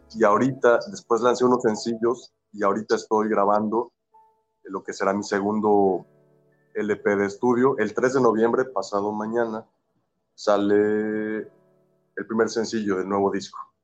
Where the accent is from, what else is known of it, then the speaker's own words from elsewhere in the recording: Veracruz, Mexico; soy oriundo de de Veracruz, México, del puerto de Veracruz.